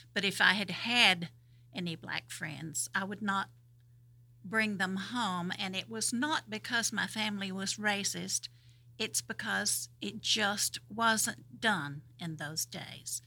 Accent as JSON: {"language": "English", "area": "Madison County", "region": "Georgia", "country": "United States", "tie": "born or raised there", "said": "where I grew up over in Madison County, um, I grew up knowing about six black people"}